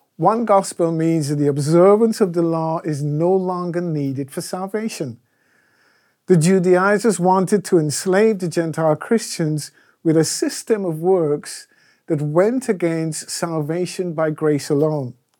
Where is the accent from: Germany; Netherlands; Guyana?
Guyana; moved away; When I was growing up in Guyana